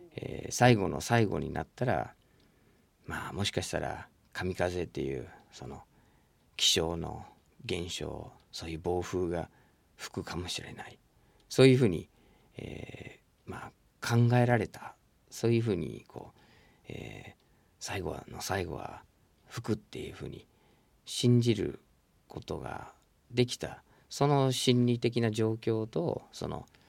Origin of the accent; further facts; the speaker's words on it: United States; moved away; 自分の生まれ育ったアメリカ